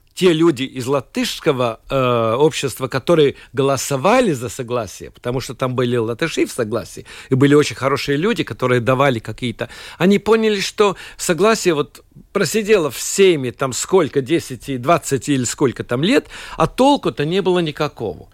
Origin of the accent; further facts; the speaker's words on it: Latvia; я латыш